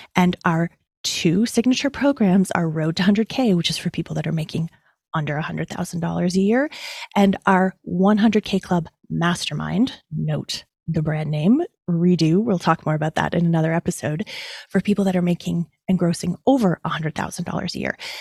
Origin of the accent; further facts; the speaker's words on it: Toronto, Ontario, Canada; my hometown of Toronto, Ontario